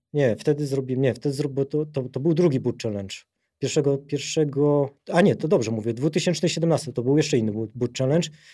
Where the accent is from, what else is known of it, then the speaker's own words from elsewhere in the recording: near Rybnik, Silesian Voivodeship, Poland; also born or lived in England; now in Warsaw, Poland; urodziłem na Śląsku, to jest taka mała miejscowość Redutowy niedaleko Rybnika